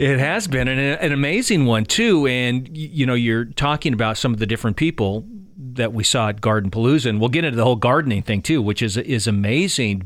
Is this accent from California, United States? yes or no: no; Keizer, Oregon, United States; these two kids growing up in Kaiser